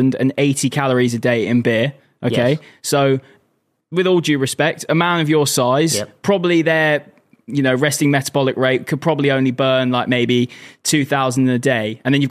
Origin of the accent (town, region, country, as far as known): Guildford, South East England, United Kingdom